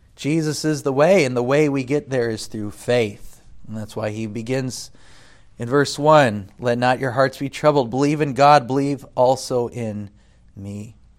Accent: United States; moved away; as an American

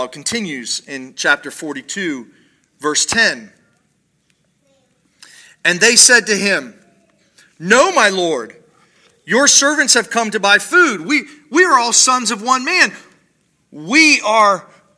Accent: Paris, Ohio, United States; I grew up in Paris, Ohio

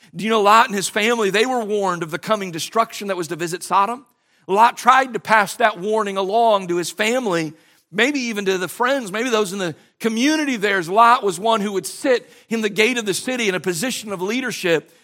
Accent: United States; As American Christians

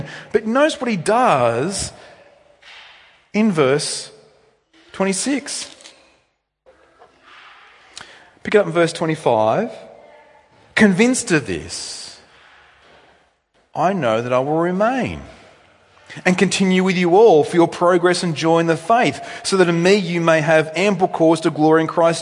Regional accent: New South Wales, Australia; moved away as an adult; now in Victoria, Australia; I'm from New South Wales originally.

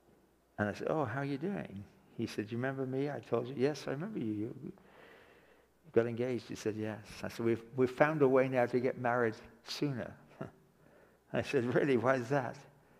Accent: England, United Kingdom; now in Canada; I can go back to live in England. I can backslide and go back to England. But I'm a Canadian citizen for the rest of my life

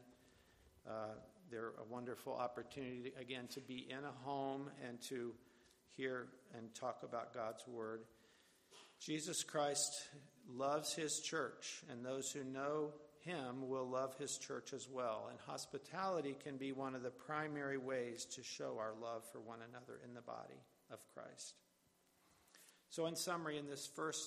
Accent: West Virginia, United States; moved away; I'm from West Virginia originally, as are both my parents and their families

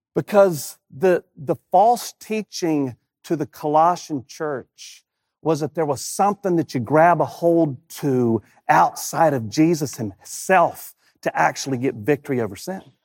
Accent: Rocky Mount, North Carolina, United States; moved away as an adult; I haven't lived in my hometown of Rocky Mountain, North Carolina since, since nineteen ninety-six

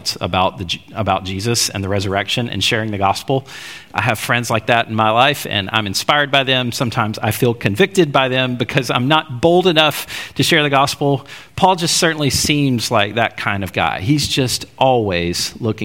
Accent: Alabama, United States; growing up in Alabama

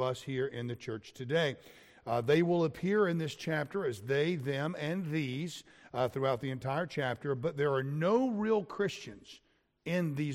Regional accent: Florida, United States; I grew up in Florida with the alligators

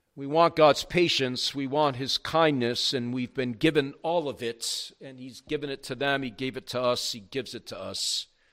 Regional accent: the South, United States; also born or lived in New York; when I was growing up in the South

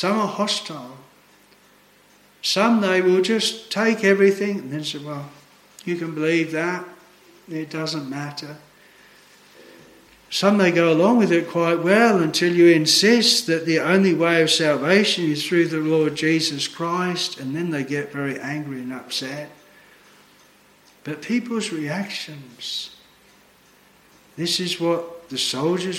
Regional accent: Australia; moved away as an adult

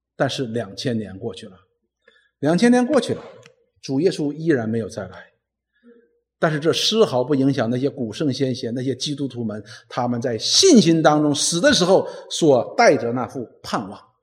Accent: China; 我们中国人讲入土为安嘛

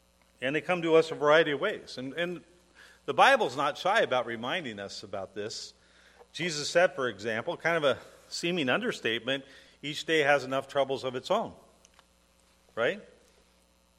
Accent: Portland, Oregon, United States; the hospital I was born in Portland no longer exists

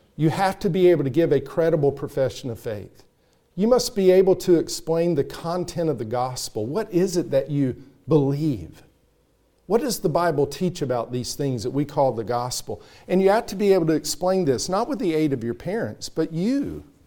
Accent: North Carolina, United States; That's how I say it in growing up in North Carolina

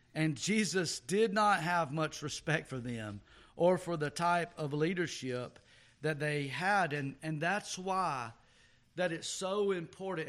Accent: the South, United States; just being a Southerner

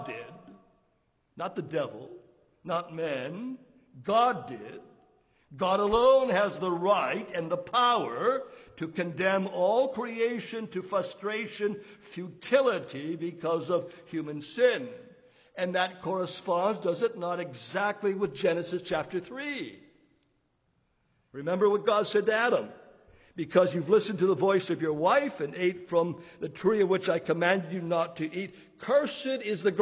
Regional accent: Canada; we grew up in Canada

